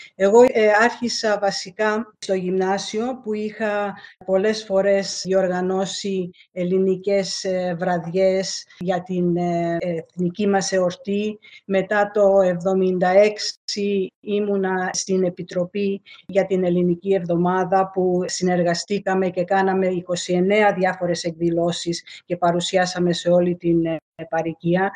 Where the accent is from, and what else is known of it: Melbourne, Victoria, Australia; born or raised there; also born or lived in Alexandria, Egypt / Lemnos, Greece (ancestry)